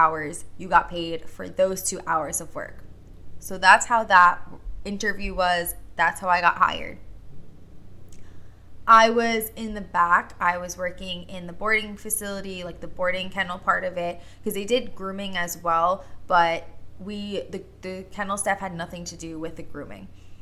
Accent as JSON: {"language": "English", "area": "Long Island", "region": "New York", "country": "United States", "tie": "born or raised there", "said": "I was born and raised on Long Island, still currently here on Long Island."}